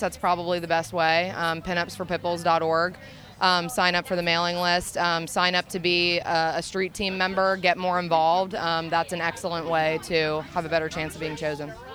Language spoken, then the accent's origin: English; Reading, Pennsylvania, United States; we're from the Reading, Pennsylvania area